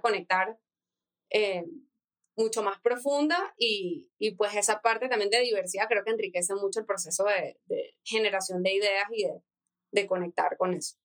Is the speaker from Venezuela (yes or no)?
yes; Venezuela; moved away as an adult; also born or lived in United States; now in Mexico; soy diseñadora industrial venezolana tengo tres meses viviendo en México